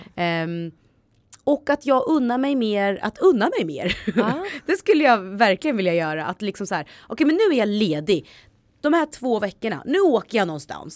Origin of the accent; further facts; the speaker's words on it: Östergötland, Sweden; accent: östgötska; min östgötska